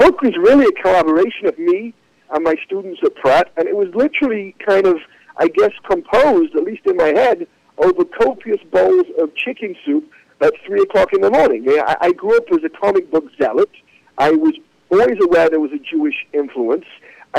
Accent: England, United Kingdom; I mean, you know, growing up in England, it was a little bit segregated.

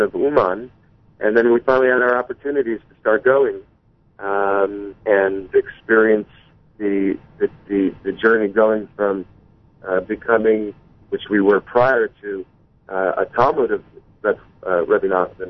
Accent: White Plains, New York, United States; now in Yonkers, United States; we're originally born and raised in White Plains, New York

